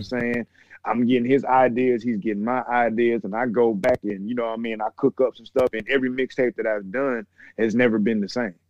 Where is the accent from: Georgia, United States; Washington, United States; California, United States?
Georgia, United States; Atlanta; I'm from the east side of Atlanta